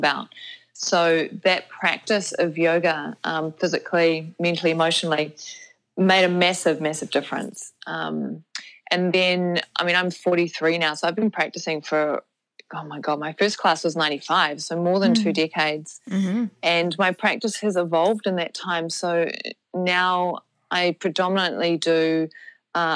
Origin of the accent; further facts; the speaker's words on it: New Zealand; also born or lived in Canada / United States; So I am a Kiwi, so I live in New Zealand, although I did spend my 20s traveling